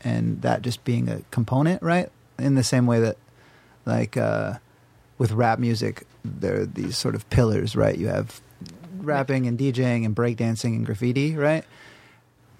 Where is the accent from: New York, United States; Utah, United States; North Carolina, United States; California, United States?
North Carolina, United States; now in Los Angeles, United States; where I grew up in North Carolina